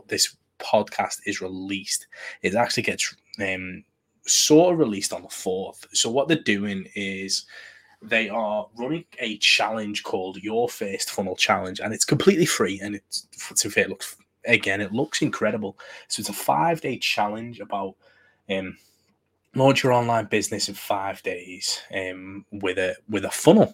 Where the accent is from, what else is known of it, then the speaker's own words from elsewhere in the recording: United Kingdom; Being British